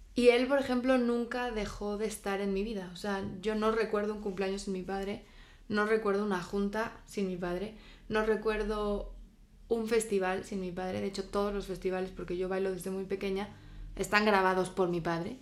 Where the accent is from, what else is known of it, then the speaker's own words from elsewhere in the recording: Spain; mi infancia la viví en España